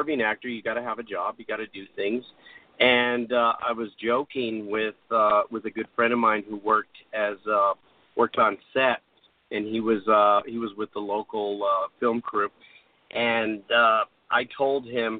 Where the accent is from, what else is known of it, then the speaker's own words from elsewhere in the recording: Albuquerque, New Mexico, United States; growing up in Albuquerque